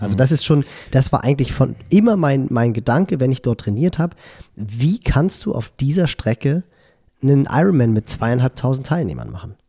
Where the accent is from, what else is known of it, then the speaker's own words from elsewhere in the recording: Hamburg, Germany; als Hamburger